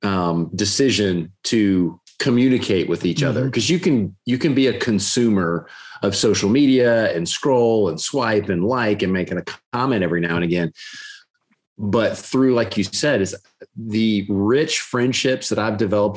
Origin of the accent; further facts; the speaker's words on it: Gainesville, Florida, United States; growing up in Gainesville, that's where I grew up